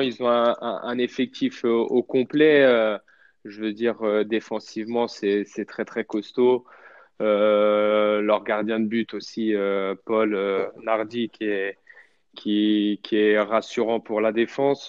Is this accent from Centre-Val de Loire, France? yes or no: yes; Châteauroux, Centre-Val de Loire, France; moved away; je suis originaire de Châteauroux, donc je me sens bien dans la ville.